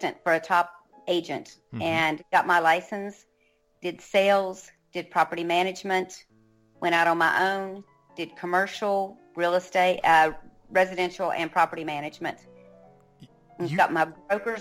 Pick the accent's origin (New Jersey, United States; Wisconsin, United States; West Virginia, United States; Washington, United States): West Virginia, United States; moved away as an adult; also born or lived in North Carolina / South Carolina / New Orleans / Alabama; now in Florida, United States; I grew up in West Virginia.